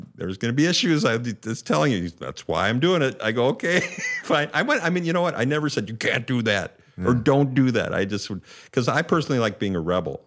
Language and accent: English; St. Louis Park, Minnesota, United States; in my hometown actually, in my home suburb